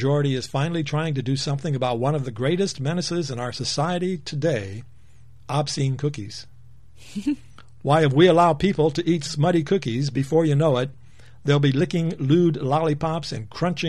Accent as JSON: {"language": "English", "town": "Greeley", "region": "Colorado", "country": "United States", "tie": "born or raised there", "said": "my hometown newspaper in Greeley, Colorado."}